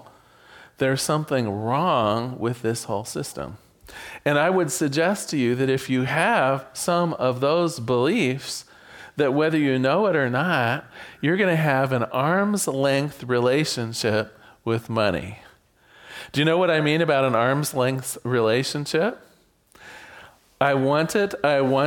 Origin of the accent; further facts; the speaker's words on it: Newport, Oregon, United States; I was born in Newport, Oregon